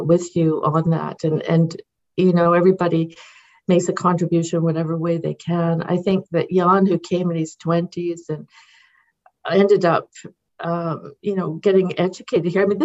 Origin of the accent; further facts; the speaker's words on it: London, Ontario, Canada; also born or lived in United Kingdom; I was 3 years old when we came to Ontario, and that's where I grew up in London, Ontario